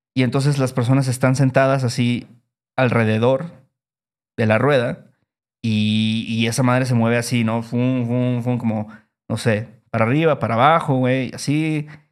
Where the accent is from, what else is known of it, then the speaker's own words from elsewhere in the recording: Mexico; como mexicanos